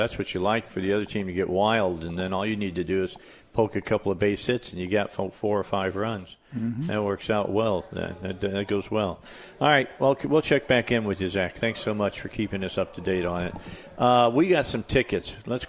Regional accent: Indiana, United States; moved away; I grew up in Indiana

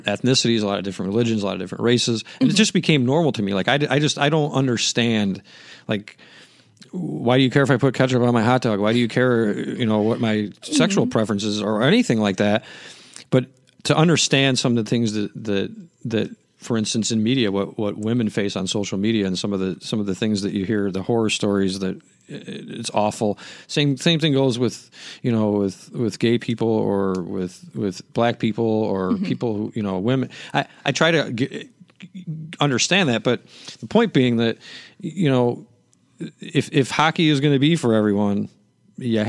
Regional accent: Chicago, Illinois, United States; I'm from Chicago

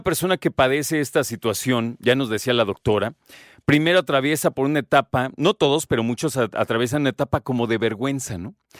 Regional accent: Mexico; como mexicanos

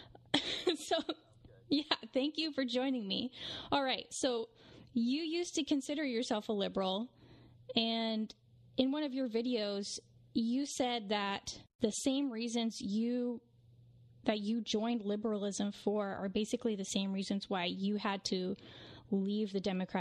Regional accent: West Coast, United States; born or raised there

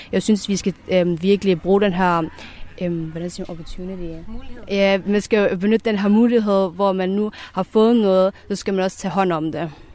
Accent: Denmark; jeg er jo født og opvokset i Danmark

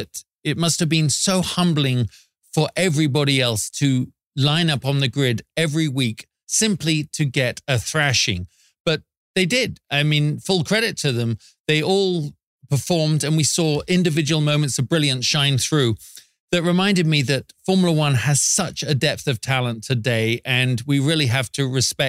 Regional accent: United Kingdom; now in Las Vegas, United States; As a Brit

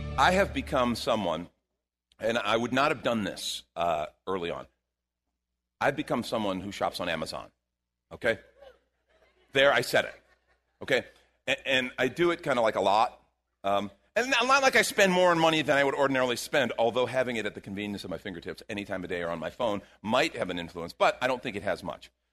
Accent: Chicago, Illinois, United States; moved away; I grew up in Chicago

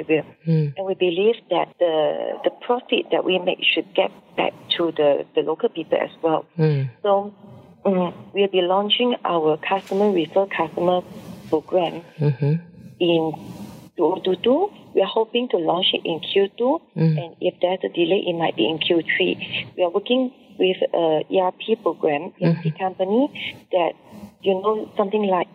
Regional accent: Nibong Tebal, Penang, Malaysia; also born or lived in United Kingdom / Kuala Lumpur, Malaysia; I'm from Nipong Sabah. It's always my dream to come back to Nipong Sabah.

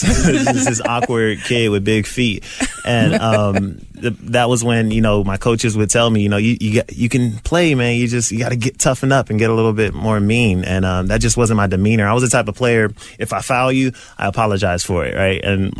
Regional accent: Columbus, Ohio, United States; Columbus, Ohio, born and raised.

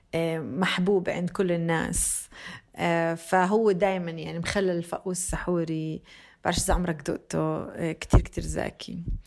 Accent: Bethlehem, West Bank, Palestine; moved away; also born or lived in Jenin; منطقة بيت لحم وين انا تربيت

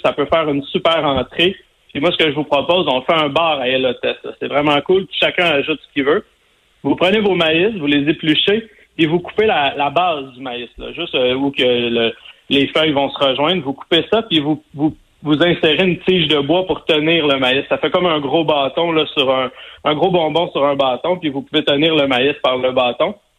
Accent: Sainte-Madeleine, Quebec, Canada; moi, je viens de Sainte-Madeleine, la rive sud de Montréal

